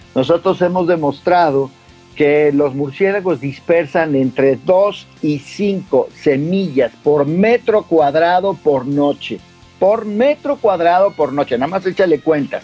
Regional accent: Mexico; yo como mexicano

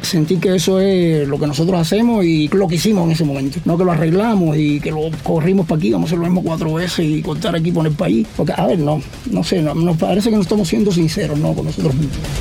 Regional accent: Cuba

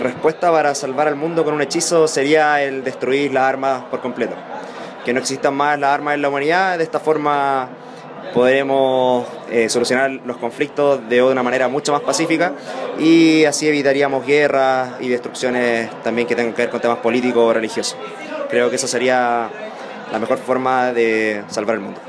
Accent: Santiago, Santiago Metropolitan Region, Chile; soy de Santiago de Chile

